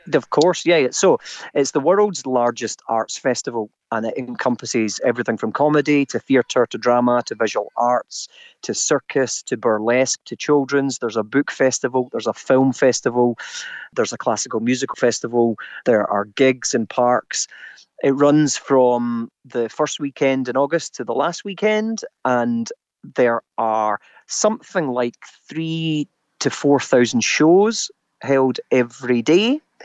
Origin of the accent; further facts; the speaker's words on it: Scotland, United Kingdom; Me being typically Scottish